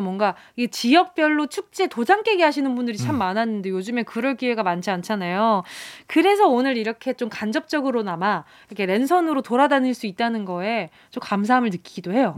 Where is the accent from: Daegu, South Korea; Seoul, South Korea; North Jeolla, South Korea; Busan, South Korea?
Busan, South Korea; 부산에서 태어났나 아, 봅니다.